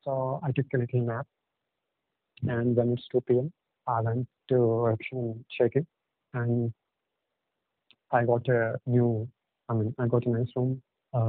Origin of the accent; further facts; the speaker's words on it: Visakhapatnam, Andhra Pradesh, India; first language Telugu; English is a second language; I'm from Vizag. I mean, it's in the east coast of India.